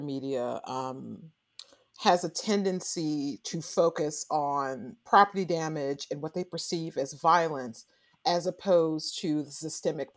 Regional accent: St. Louis, Missouri, United States; also born or lived in Carbondale, Illinois; I grew up in St. Louis, Missouri, and in Carbondale, Illinois

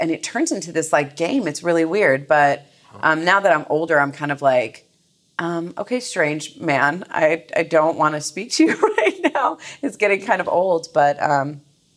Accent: Glendale, California, United States; I grew up in Glendale

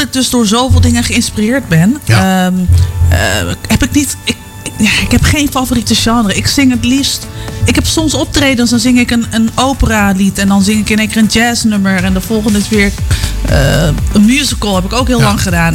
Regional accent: Culemborg, Gelderland, Netherlands; moved away as an adult; now in Houten, Netherlands; Toen ik in Culemborg woonde

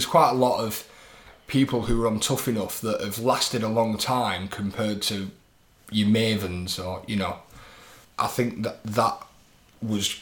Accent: United Kingdom; as a British audience

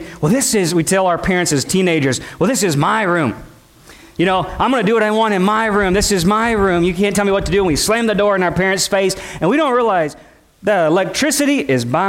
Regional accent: United States; as a American Christians

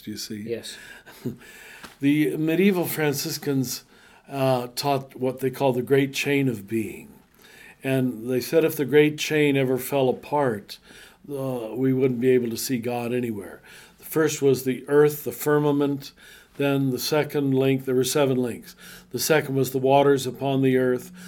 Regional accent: Kansas, United States; I am a little white Catholic boy growing up in Kansas

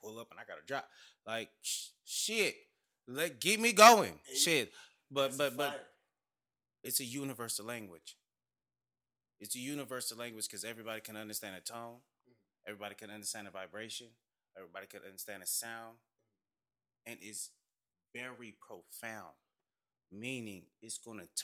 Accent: Arizona, United States; I'm from Arizona

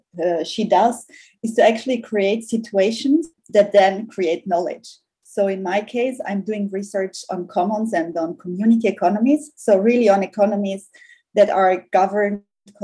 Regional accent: South Tyrol, Trentino-Alto Adige, Italy; I grew up in a small village in South Tyrol.

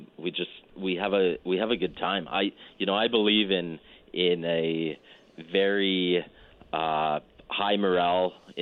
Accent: Calgary, Alberta, Canada; moved away; I was born and raised in Calgary

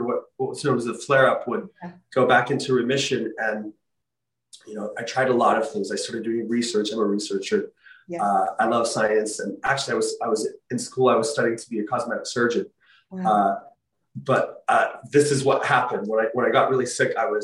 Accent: Utah, United States; my home state, the University of Utah

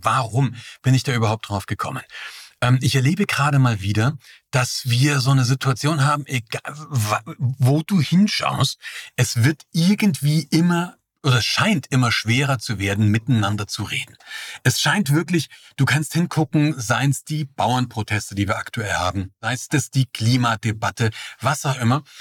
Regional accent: East Germany, Germany; Ich bin ja im Osten geboren

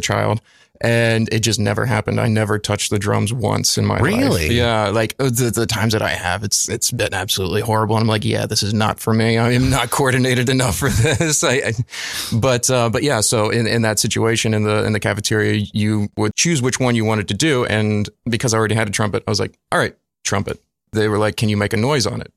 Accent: Lufkin, Texas, United States; moved away as an adult; also born or lived in Southeast Georgia; now in Brooklyn, United States; born and raised East Texas and um, spent nine years of my youth actually in uh, Southeast Georgia

